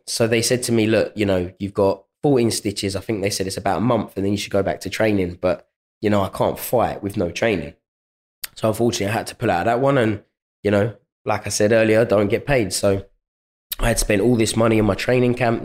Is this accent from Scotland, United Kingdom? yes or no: no; London, United Kingdom; my hometown